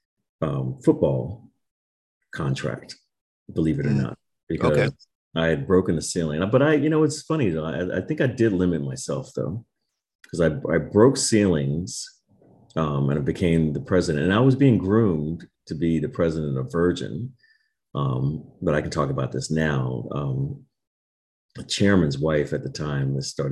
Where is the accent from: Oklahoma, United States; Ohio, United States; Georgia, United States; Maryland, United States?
Maryland, United States; moved away as an adult; also born or lived in Miami, Florida / California; I grew up in Maryland